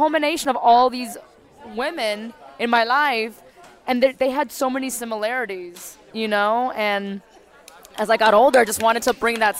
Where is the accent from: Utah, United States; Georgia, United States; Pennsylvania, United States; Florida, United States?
Florida, United States; Miami; being born and raised in Miami